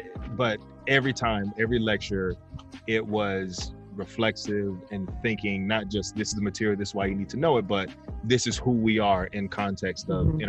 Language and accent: English; San Bernardino, California, United States; I'm from San Bernardino.